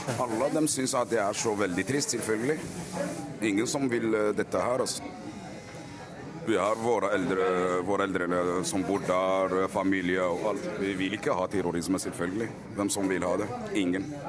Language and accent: Norwegian; Algeria; now in Oslo, Norway; jeg er fra Algerie